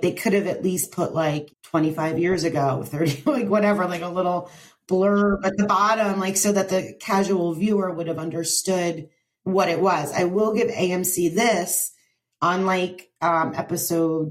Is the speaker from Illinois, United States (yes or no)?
no; New Jersey, United States; I'm from New Jersey.